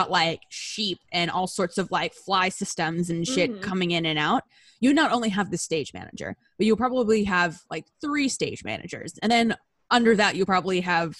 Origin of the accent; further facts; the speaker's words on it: Southern California, United States; I was a script assistant at like a big regional theater in my hometown.